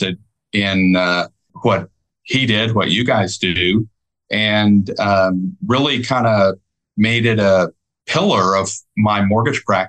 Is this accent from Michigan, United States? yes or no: yes; Michigan, United States; moved away as an adult; now in Texas, United States; I grew up in Michigan and went to school at University of Michigan. And when I finished, I decided I wanted to move to Texas